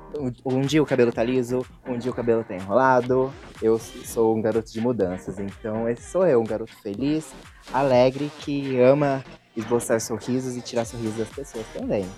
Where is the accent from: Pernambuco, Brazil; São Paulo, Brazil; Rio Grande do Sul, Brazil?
São Paulo, Brazil; São José dos Campos; Sou de São José dos Campos, artista independente